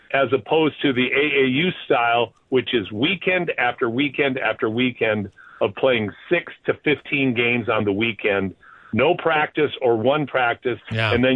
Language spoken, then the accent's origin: English; Canada